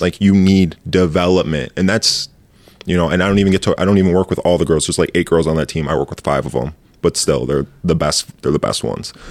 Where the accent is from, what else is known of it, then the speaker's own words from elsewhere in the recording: Grand Ledge, Michigan, United States; I'm from Grand Ledge, Michigan